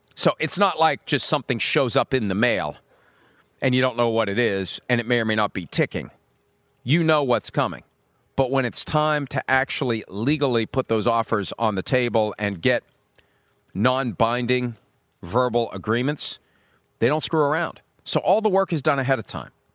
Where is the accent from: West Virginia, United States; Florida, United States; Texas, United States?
West Virginia, United States; Wheeling; I grew up in Wheeling